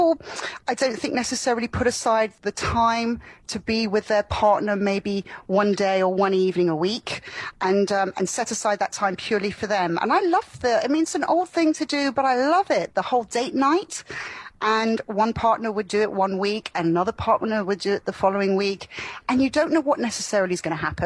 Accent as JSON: {"language": "English", "region": "Florida", "country": "United States", "tie": "born or raised there", "also_born_or_lived": "London", "moved": "yes", "said": "I grew up in Florida"}